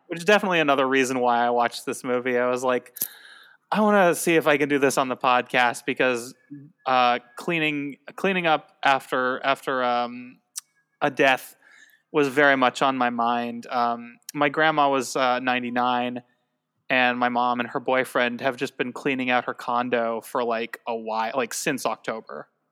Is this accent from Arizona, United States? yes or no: yes; Tucson, Arizona, United States; I'm from Tucson.